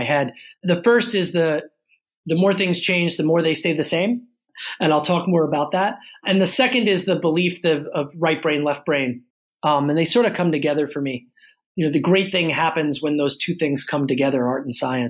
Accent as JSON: {"language": "English", "town": "Baltimore", "region": "Maryland", "country": "United States", "tie": "born or raised there", "said": "I grew up in Baltimore City and went to public school in Baltimore"}